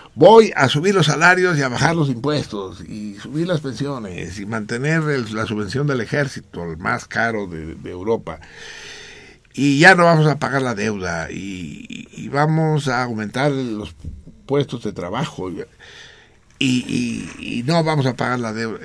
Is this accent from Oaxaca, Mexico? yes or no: no; Mexico City, Mexico; la Náhuac, que es donde yo nací